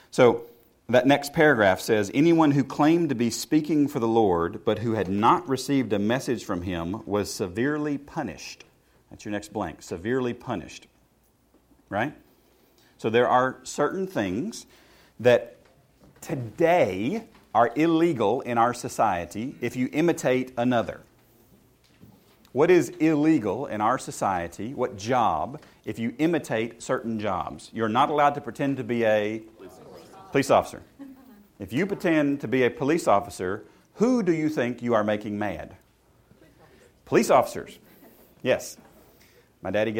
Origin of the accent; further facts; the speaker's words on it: the South, United States; where I grew up in the South